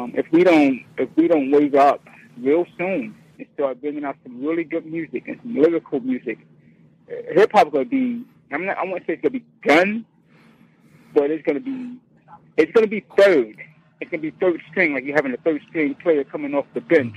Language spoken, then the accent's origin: English; New York, United States; Born and raised in New York